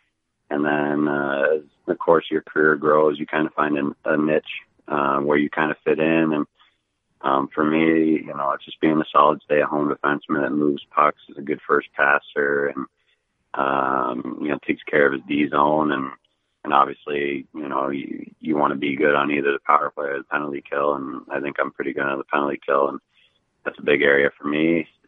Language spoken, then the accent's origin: English; Indianapolis, Indiana, United States; born there; My family lives in Columbus, Ohio. And, you know, I was born here in Indy a long time ago, and I'm familiar with the area.